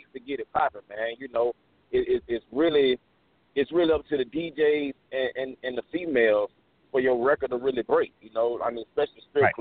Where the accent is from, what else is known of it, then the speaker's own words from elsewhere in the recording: Meridian, Mississippi, United States; I'm originally from Meridian, Mississippi